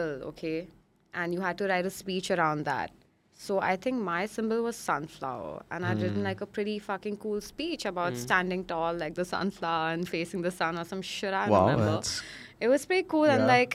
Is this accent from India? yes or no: yes; Mumbai, Maharashtra, India; I moved to my grandparents' place when I was 10. So I grew up in Goregaon.